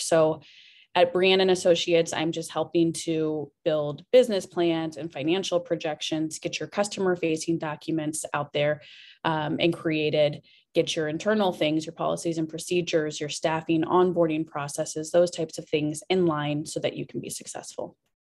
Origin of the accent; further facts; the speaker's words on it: Cedar Rapids, Iowa, United States; I am from right here, Cedar Rapids, Iowa. Born and raised